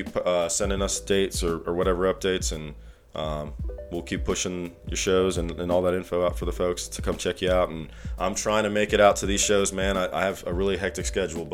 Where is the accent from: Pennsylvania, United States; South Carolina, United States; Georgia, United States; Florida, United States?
South Carolina, United States; Greenville; also born or lived in Virginia; I went to Wade Hampton, so I've been kind of in this area for 25-plus years. Moved from Virginia